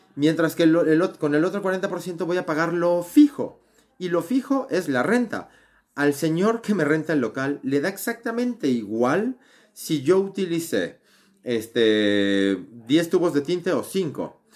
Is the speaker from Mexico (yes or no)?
yes; Mexico; soy mexicano